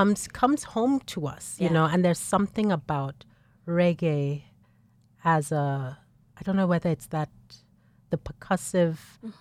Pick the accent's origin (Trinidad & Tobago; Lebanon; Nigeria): Nigeria; also born or lived in Lagos, Nigeria; So I grew up small town in Nigeria, in the middle of Nigeria, and then find my way to Lagos